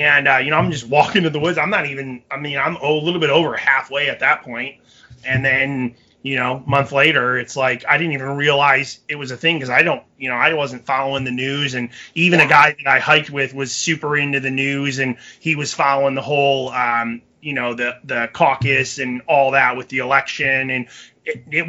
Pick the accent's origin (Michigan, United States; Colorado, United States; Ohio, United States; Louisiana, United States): Michigan, United States; moved away; being from Michigan originally